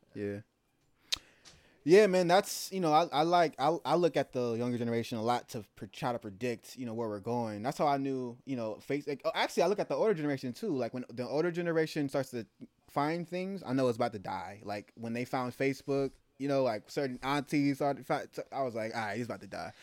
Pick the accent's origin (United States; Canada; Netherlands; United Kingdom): United States; the Bay Area, California; also born or lived in Germany; I'm from the Bay